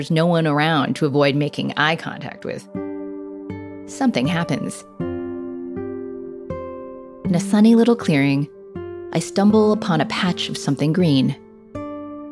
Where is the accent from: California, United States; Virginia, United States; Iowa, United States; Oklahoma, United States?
California, United States; I grew up here in California, learning in elementary school